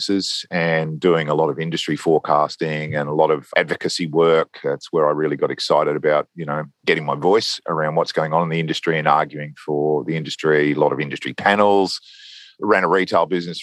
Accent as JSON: {"language": "English", "country": "Australia", "said": "It's a sort of Australian tradition. You go to Europe, buy a combi and drive around and have a good time as an Aussie backpacker. And so I did"}